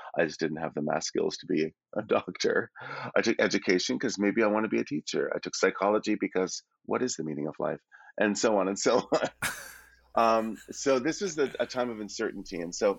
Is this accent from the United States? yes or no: no; Toronto, Ontario, Canada; born there; because I have family in Toronto, I was born in Toronto